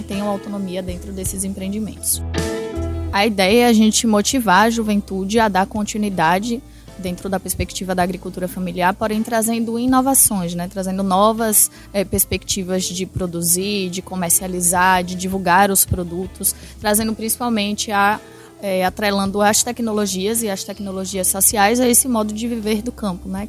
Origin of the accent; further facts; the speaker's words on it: Bahia, Brazil; sou da Bahia